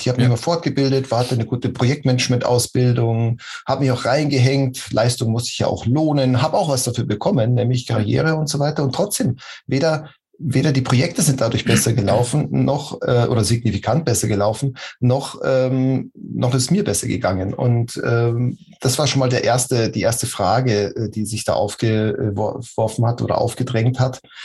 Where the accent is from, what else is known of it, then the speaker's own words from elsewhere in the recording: Munich, Bavaria, Germany; moved away as an adult; Ich komme aus München, bin da geboren und aufgewachsen und ähm, da lebe ich jetzt wieder